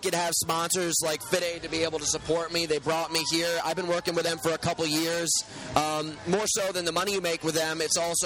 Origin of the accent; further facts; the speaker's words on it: United States; also born or lived in New York City; now in Malibu, United States; Born in New York City, raised mostly in Connecticut and New York